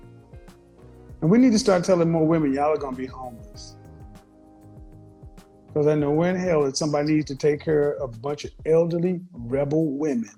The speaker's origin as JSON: {"language": "English", "region": "Oklahoma", "country": "United States", "said": "I'm from Oklahoma."}